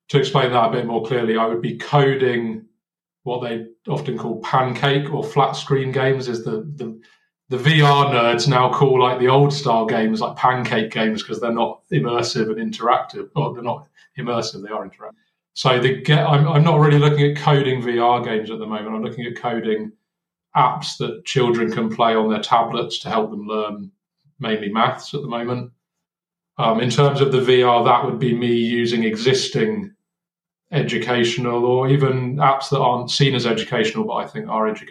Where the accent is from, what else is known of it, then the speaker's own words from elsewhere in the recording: Cornwall, South West England, United Kingdom; moved away as an adult; I grew up in Cornwall in the UK.